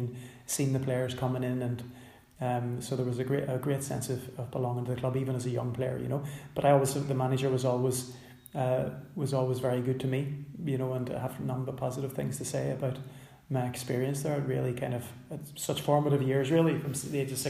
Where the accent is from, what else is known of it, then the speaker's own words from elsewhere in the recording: Belfast, Northern Ireland, United Kingdom; I grew up in West Belfast